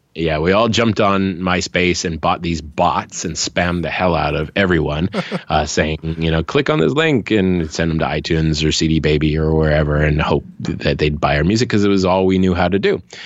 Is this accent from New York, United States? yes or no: no; Hawaii, United States; moved away; also born or lived in Seattle / Los Angeles; I'm from Hawaii. I left my small town, moved to mm. the mainland, went to Seattle first, later to Los Angeles